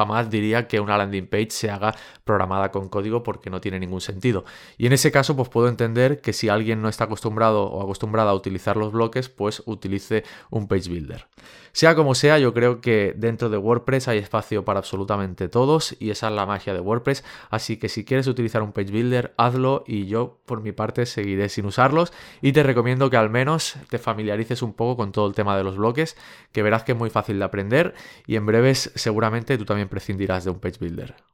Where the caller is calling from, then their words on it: California, United States; de Silicon Valley